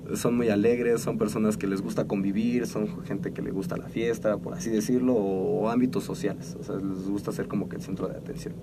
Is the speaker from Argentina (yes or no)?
no; Mexico; como buen mexicano